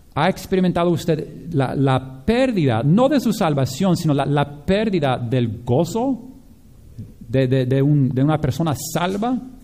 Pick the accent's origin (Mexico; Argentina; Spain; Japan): Japan; moved away; yo crecí con esto por, en Japón